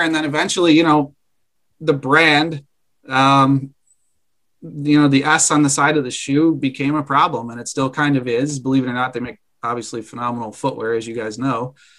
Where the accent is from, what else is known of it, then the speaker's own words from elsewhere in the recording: Central New York, United States; I'm born and raised in Central New York